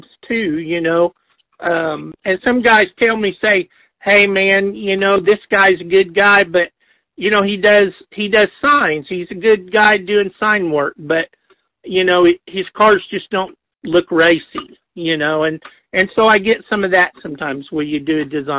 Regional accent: Enid, Oklahoma, United States; I grew up in Enid

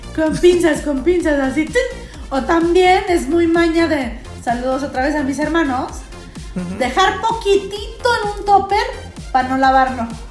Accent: Mexico; Aquí somos mexicanos. Aquí sí somos mexicanos

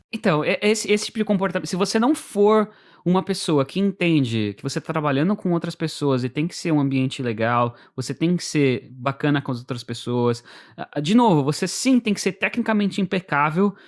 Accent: São Paulo, Brazil; moved away as an adult; now in United States; eu vim da periferia de São Paulo.

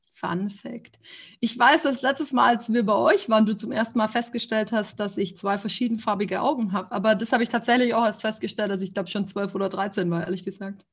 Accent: Ulm, Baden-Württemberg, Germany; also born or lived in Freiburg; now in Stuttgart, Germany; Ich bin geboren in Ulm

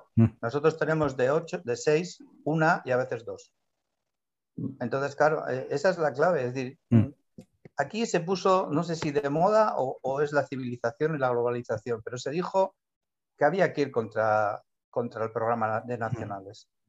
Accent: San Sebastián, Basque Country, Spain; moved away; mi pueblo sí es Donosti

